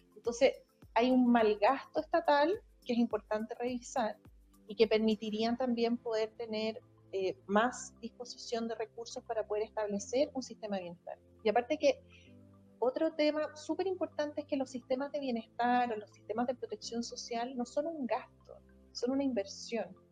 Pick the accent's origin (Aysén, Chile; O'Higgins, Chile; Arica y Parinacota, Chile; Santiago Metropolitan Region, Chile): Santiago Metropolitan Region, Chile; Santiago; also born or lived in England / Concepción; yo soy de Santiago, sí, trabajo acá, he vivido toda mi vida en Santiago